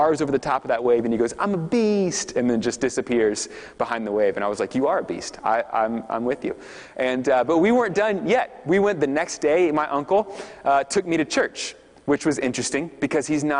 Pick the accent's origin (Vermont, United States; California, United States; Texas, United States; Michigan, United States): Texas, United States; I'm from Texas